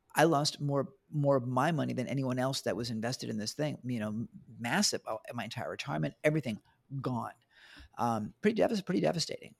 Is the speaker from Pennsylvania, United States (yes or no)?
no; New York, United States; also born or lived in Bangkok; now in Australia; Originally from New York.